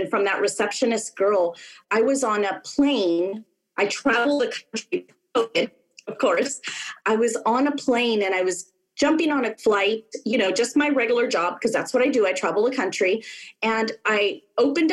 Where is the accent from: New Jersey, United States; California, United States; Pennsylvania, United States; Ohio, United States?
California, United States; my home state of California